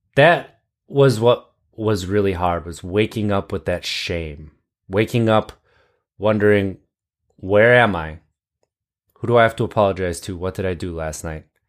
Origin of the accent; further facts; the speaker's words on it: Wisconsin, United States; I grew up in Wisconsin.